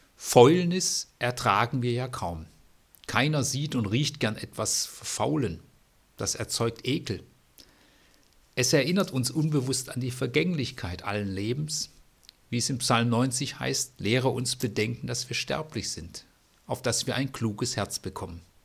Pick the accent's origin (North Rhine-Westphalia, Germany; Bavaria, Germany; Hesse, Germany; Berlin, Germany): North Rhine-Westphalia, Germany; Bad Salzuflen; Ich bin in Bad Salzuflen geboren